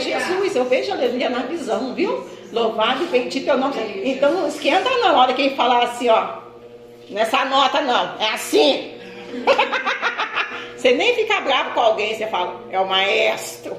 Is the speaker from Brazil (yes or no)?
yes; Minas Gerais, Brazil; quando eu era pequena em Minas